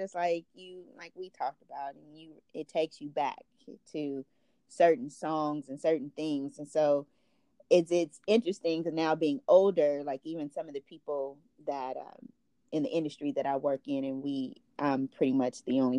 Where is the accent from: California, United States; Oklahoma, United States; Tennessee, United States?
California, United States; Inglewood; Growing up in Inglewood, that was not what was playing on K-Day. It was not what was playing on The Box.